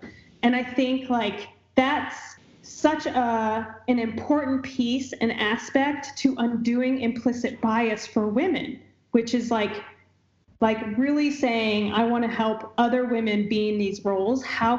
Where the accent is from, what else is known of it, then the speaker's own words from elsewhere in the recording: Illinois, United States; moved away; when I grew up in Illinois.